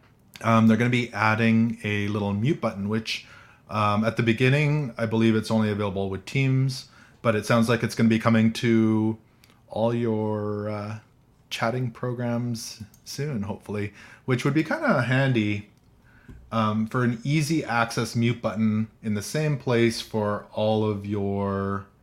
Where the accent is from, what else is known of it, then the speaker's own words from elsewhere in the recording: Canada; I'm from Canada